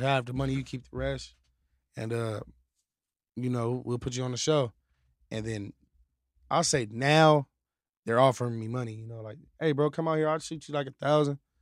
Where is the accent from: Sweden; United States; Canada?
United States; Apple Valley, California; also born or lived in Victorville; I'm from Victorville, like Apple Valley. I'm from Apple Valley